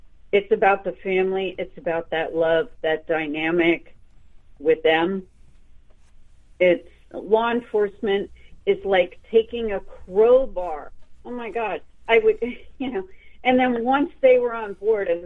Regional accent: central Pennsylvania, United States; both houses that I grew up in, my father and mother designed it with an architect, and, you know, they built them from the ground up. So we lived in the woods on numerous acres, and, you know, it was large, and it was in a very small town in Pennsylvania.

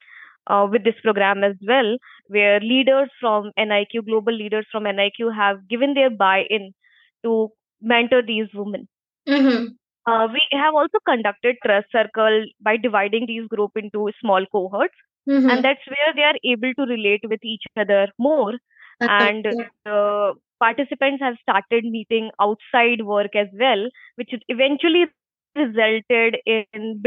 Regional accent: Agra, Uttar Pradesh, India; moved away; also born or lived in Mumbai; I'm basically from Agra, and I have done bachelor's in commerce from St. John's College.

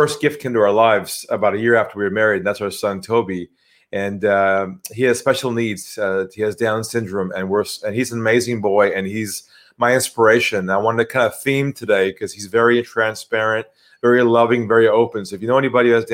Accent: California, United States; accent: US; moved away as an adult; now in Sydney, Australia; I'm from California originally

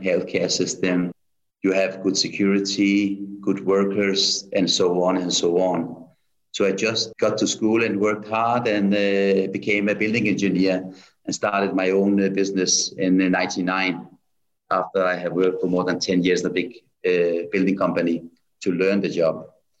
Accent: Copenhagen, Capital Region of Denmark, Denmark; English is a second language; also born or lived in Tehran, Iran / Vienna, Austria; I was born in 61 in Tehran, Iran. But when I was only 8 years old, my mama took me and my four siblings to Austria, Vienna first for 1 year, and then Copenhagen.

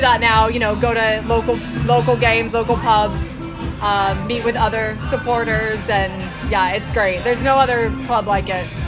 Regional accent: California, United States; born and raised in California

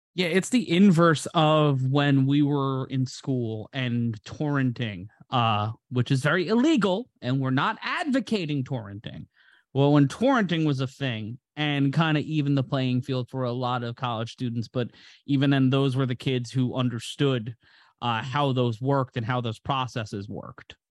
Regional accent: New York City, New York, United States; my hometown of New York City, in my home borough of Brooklyn

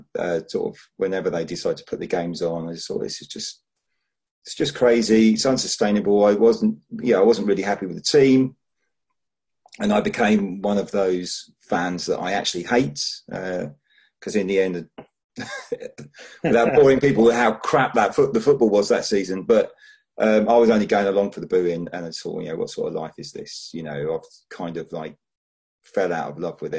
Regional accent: Barnet, London, United Kingdom; moved away; also born or lived in Brighton; not originally from Brighton. I'm actually from, not that far from where you are in North London. So originally from Barnet

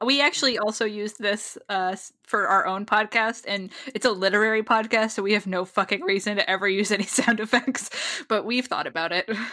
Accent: New England, United States; moved away as an adult; now in Los Angeles, United States; I grew up in New England. I've lived in Los Angeles for a number of years

